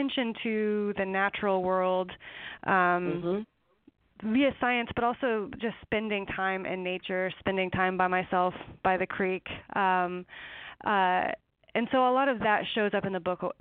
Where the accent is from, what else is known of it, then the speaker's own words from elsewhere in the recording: eastern Washington, United States; it's in eastern Washington, in a canyon by the Snake River